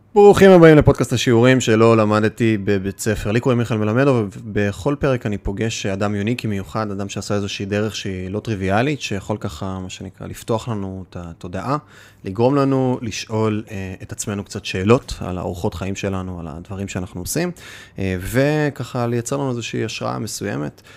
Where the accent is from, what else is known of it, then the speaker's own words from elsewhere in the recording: the Krayot, Haifa District, Israel; גדלתי בקריות, אז אה, קריית ביאליק, מוצקין